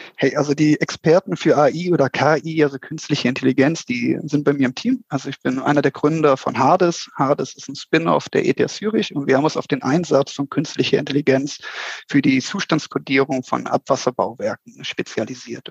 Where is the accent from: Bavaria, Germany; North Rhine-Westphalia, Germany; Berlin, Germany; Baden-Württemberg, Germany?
North Rhine-Westphalia, Germany; Mönchengladbach; moved away as an adult; now in Switzerland; komme ursprünglich aus Mönchengladbach, also aus einem kleinen Dorf dort in der Nähe, lebe aber mittlerweile seit sechs Jahren in der schönen Schweiz